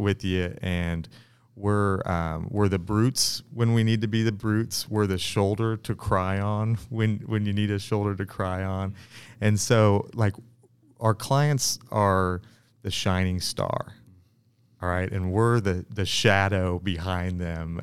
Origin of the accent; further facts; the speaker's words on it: Kansas City, Missouri, United States; I'm born and raised in Kansas City, and, uh, on the, on the south side of the river.